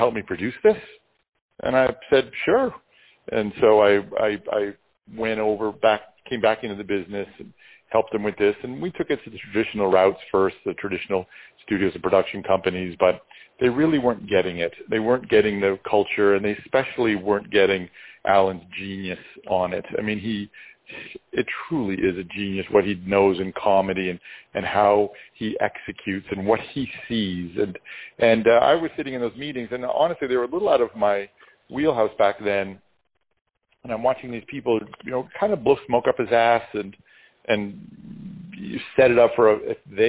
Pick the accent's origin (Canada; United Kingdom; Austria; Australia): Canada; we're Canadian